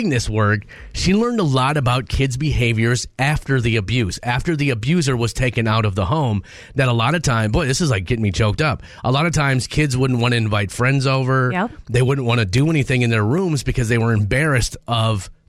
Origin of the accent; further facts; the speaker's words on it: Minnesota, United States; Born and raised in Minnesota, I don't know why I complain so much about the weather.